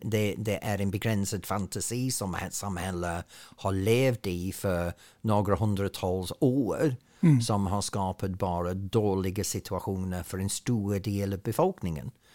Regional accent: Ainsworth, North West England, United Kingdom; Swedish is a second language; now in Sweden; Det är en liten by som ligger ungefär en timme norr om Manchester uh, i Lancashire mellan två stora industriella städer men ändå så är det på landet. Och så växte jag upp

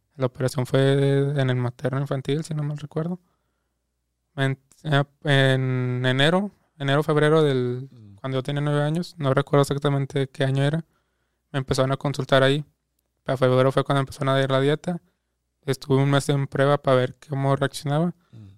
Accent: Guadalupe, Mexico; nací en Guadalupe

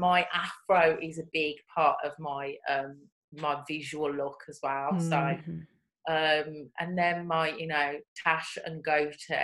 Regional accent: Birmingham, West Midlands, United Kingdom; accent: Brummie; moved away as an adult; now in London, United Kingdom; my Brummie accent.

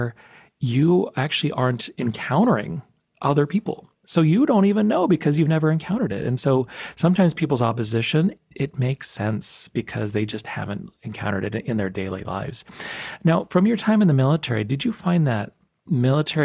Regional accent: El Paso, Texas, United States; I grew up in El Paso, Texas

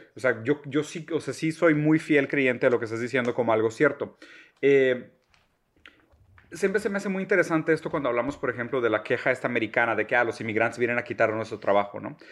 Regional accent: Brazil; moved away; nosotros también somos inmigrantes, o sea, nosotros somos brasileños

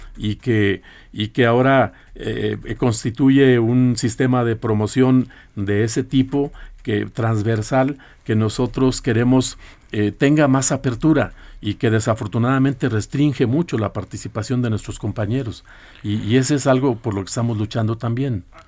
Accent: Coahuila, Mexico; de allá de, mi tierra, que es Coahuila

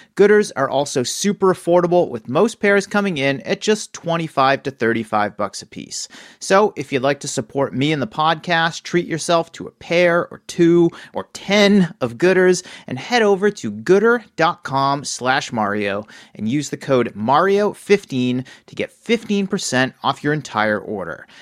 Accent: East Coast, United States; now in Bay Area, United States; what I grew up with on the East Coast

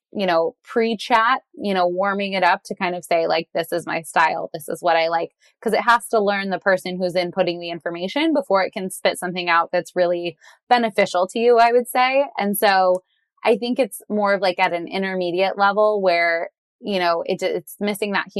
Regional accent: Southern California, United States; I grew up in Southern California

